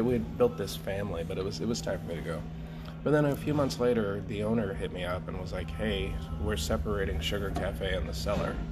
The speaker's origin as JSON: {"language": "English", "town": "Cheyenne", "region": "Wyoming", "country": "United States", "tie": "born or raised there", "said": "growing up in Cheyenne, Wyoming"}